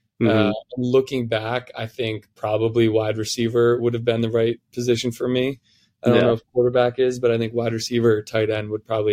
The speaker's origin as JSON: {"language": "English", "town": "Philadelphia", "region": "Pennsylvania", "country": "United States", "tie": "born or raised there", "also_born_or_lived": "Minnesota / South Carolina", "said": "I would say that I grew up in Philly, but I kind of moved all around when I was younger. I was born in Philadelphia and then moved to Minnesota and then moved to South Carolina and then moved back to Minnesota. And then I moved back to Philly again."}